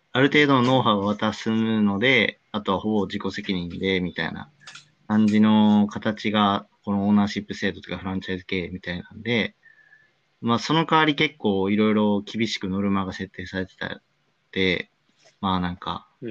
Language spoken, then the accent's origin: Japanese; Osaka, Japan; 地元の大阪の結構近くのコンビニで